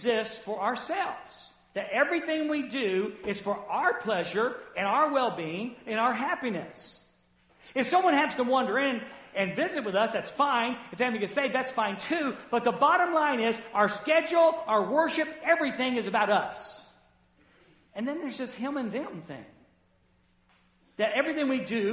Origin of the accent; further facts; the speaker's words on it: the South, United States; I grew up in the South